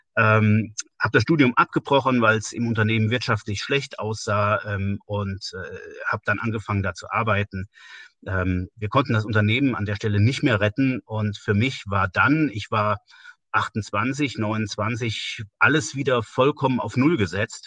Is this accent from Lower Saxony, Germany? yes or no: no; Westerwald, northern Rhineland-Palatinate, Germany; also born or lived in Siegen; now in Woltersdorf, Germany; Aufgewachsen bin ich äh, im nördlichen Teil von Rheinland-Pfalz, im Westerwald.